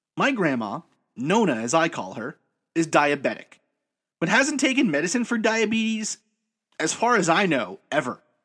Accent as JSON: {"language": "English", "town": "New York City", "region": "New York", "country": "United States", "tie": "born or raised there", "said": "I grew up in New York City, raised by a family of immigrants"}